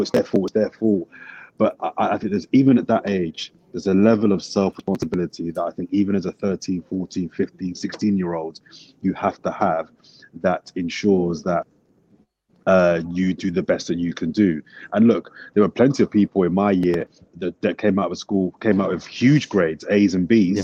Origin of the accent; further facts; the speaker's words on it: London, United Kingdom; also born or lived in Brixton; I'm from Brixton, but I grew up in West Dulwich.